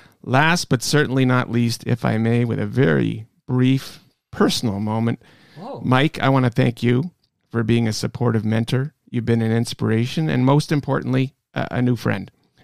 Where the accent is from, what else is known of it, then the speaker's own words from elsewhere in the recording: Toronto, Ontario, Canada; I grew up in Pleasant View, Van Horn, Vic Park.